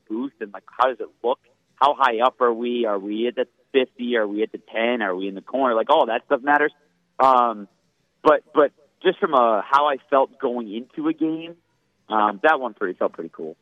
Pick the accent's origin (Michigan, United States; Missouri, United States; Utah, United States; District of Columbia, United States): Michigan, United States; moved away; growing up in Michigan